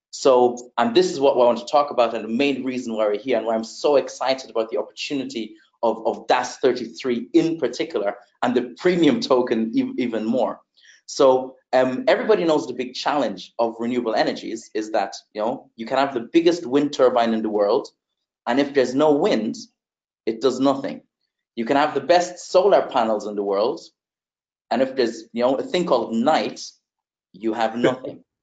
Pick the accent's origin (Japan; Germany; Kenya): Germany; also born or lived in Netherlands / Uganda; I was actually born in Germany. Uh, I grew up in Germany, the Netherlands, spent some time in Uganda, East Africa, where I still have family uh, to this day.